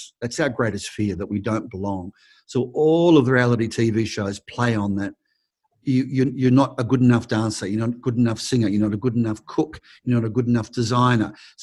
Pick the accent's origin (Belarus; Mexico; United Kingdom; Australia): Australia; also born or lived in United States; a lot of Americans don't even know we're Australian